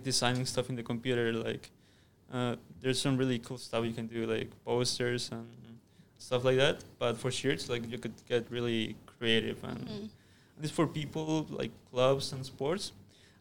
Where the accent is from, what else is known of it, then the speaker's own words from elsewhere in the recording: Mexico; now in Canada; I am from Mexico